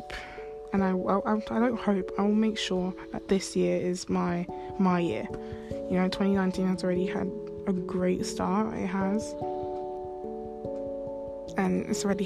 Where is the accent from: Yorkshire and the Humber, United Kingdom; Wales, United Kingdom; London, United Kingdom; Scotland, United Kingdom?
London, United Kingdom; I'm like from London